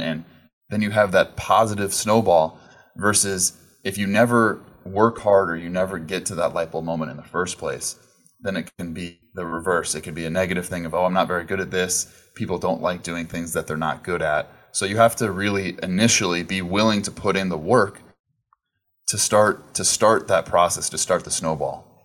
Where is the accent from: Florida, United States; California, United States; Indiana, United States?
California, United States; Southern; I grew up in Southern California